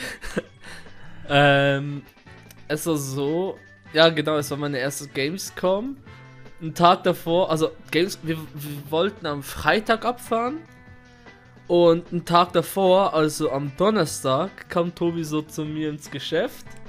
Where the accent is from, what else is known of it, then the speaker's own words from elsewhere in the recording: Switzerland; also born or lived in Kurdistan; ich bin in der Schweiz aufgewachsen